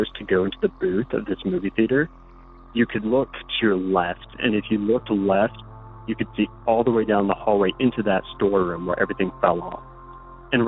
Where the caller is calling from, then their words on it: Utah, United States; I'm calling from Utah.